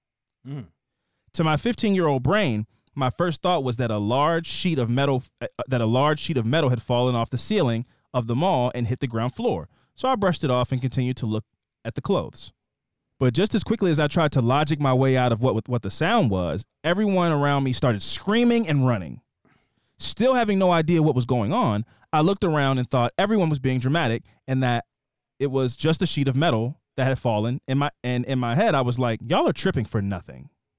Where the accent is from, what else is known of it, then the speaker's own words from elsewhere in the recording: Kansas City, Missouri, United States; I was born and raised in Kansas City, Missouri. I know y'all have said it is a flyover state, but trust me, you've got to visit.